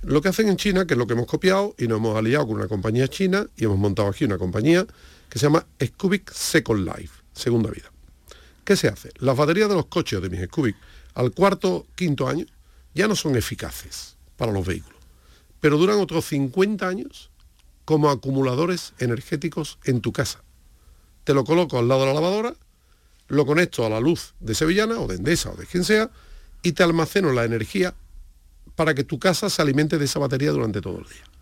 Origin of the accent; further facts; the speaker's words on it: Andalusia, Spain; como somos andaluces